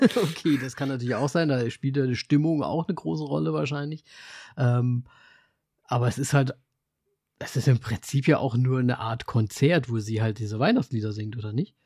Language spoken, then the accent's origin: German; Austria; Bei uns in Österreich